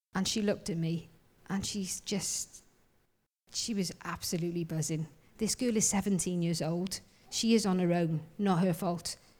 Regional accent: Wales, United Kingdom; I'm Welsh, I am.

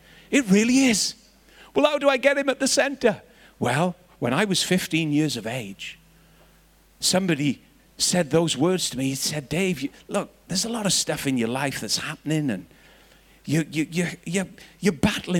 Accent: Northern Ireland, United Kingdom; I was growing up in Northern Ireland, and there was bombs and bullets and riots all around

